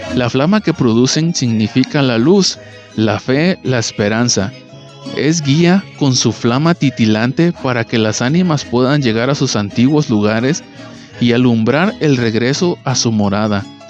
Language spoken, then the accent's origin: Spanish; Mexico; todos los que somos de México